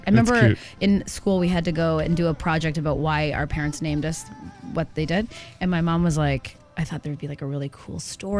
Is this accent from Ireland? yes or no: no; Barrie, Ontario, Canada; I grew up in Barrie.